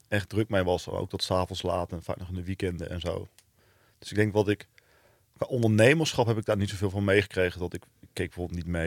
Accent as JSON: {"language": "Dutch", "town": "Venlo", "region": "Limburg", "country": "Netherlands", "tie": "born or raised there", "said": "Nou, je hoort het misschien niet meer, maar ik kom uit Venlo. Dus eh, daar ben ik, heb ik tot mijn negentiende gewoond."}